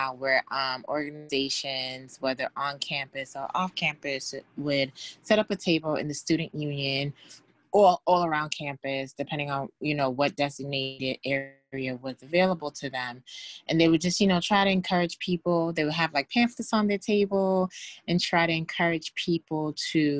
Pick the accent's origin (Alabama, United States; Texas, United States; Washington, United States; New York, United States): New York, United States; I am from New York, Bronx, New York